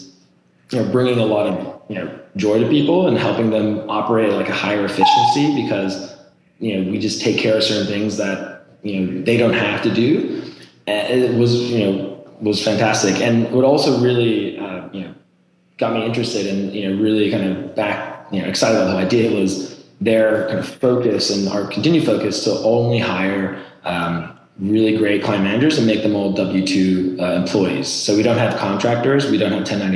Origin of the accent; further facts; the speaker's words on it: Norway; moved away as an adult; now in United States; I'm actually originally from Norway, born and raised. I came to the US for college